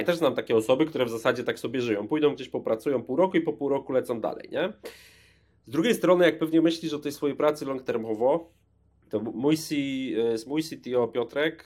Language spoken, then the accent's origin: Polish; Łódź, Łódź Voivodeship, Poland; z Łodzi pochodzę